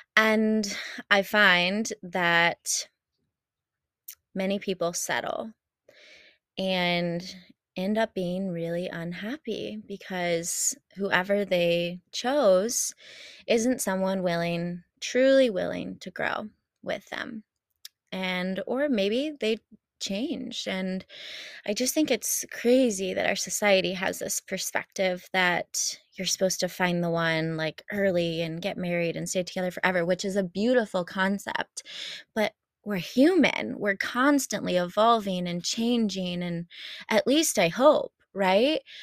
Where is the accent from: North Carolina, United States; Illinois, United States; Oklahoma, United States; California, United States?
Illinois, United States; Champaign; I moved back home to Champaign